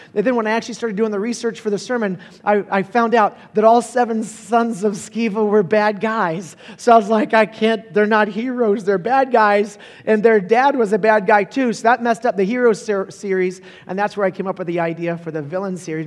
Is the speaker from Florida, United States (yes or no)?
yes; Holly Hill, Florida, United States; I was born and raised in Florida